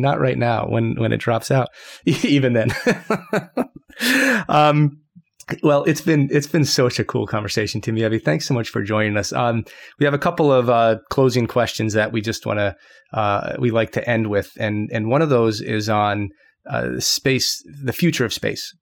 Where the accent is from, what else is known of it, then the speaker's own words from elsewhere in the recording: United States; moved away as an adult; now in Japan; I'm just American, but, you know, I guess the Japan thing, I've been over here for a while